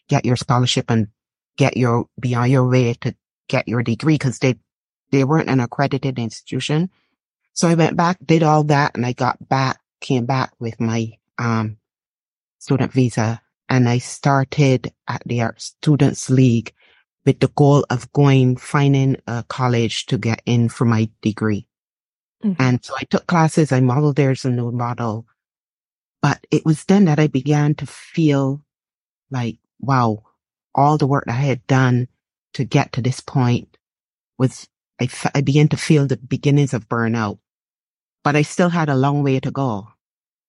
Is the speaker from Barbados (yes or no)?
yes; Barbados; moved away as an adult; now in United States; growing up in Barbados